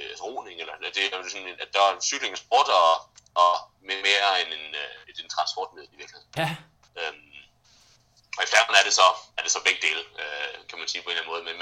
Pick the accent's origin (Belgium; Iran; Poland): Belgium; Brussels, Brussels-Capital Region; now in Denmark; Jeg, jeg voksede op i Bruxelles, øh, som ligger midt imellem, øh, hvad hedder det, øh, Vallonien og, og, og Flandern.